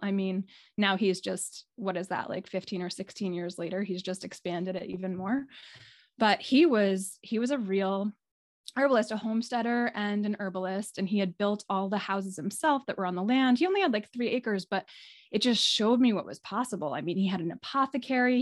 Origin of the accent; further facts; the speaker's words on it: New York City, New York, United States; also born or lived in California / Maine / New England; now in Midcoast Maine, United States; I grew up in the New York City area